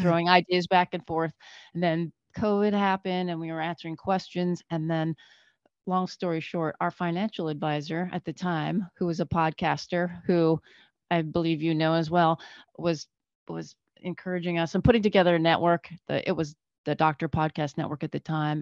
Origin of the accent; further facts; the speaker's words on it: Northern Canada, Canada; moved away as an adult; now in United States; we grew up in Canada. I grew up in Northern Canada.